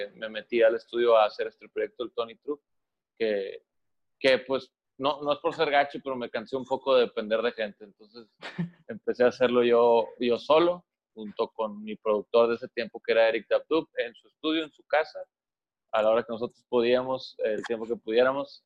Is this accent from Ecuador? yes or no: no; Monterrey, Nuevo León, Mexico; somos de Monterrey.